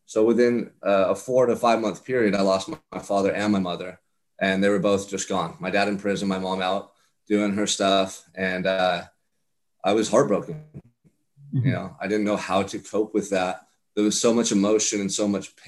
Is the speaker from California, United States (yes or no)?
yes; Santa Barbara, California, United States; I'm from Santa Barbara, California. I'm from paradise, man